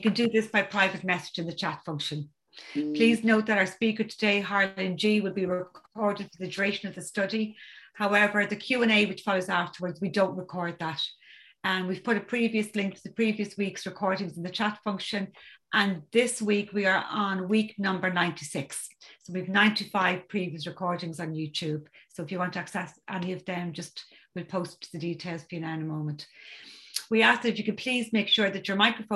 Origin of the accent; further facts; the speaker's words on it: County Dublin, Ireland; I'm from County Dublin in Ireland.